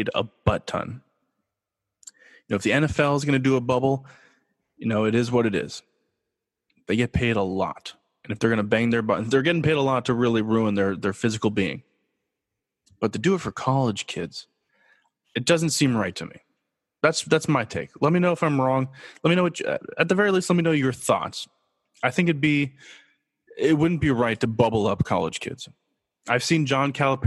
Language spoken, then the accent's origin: English; Los Angeles, California, United States; I'm born and raised in Los Angeles